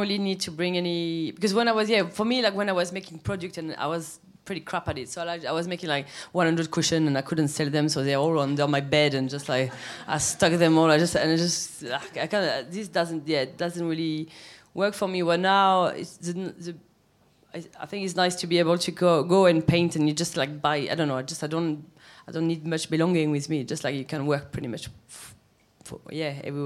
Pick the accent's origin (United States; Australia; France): France; south of France; English is a second language; moved away as an adult; also born or lived in Paris; now in London, United Kingdom; we came back to south of France. When I was two, and I grew up in a village where like 300 people, like really tiny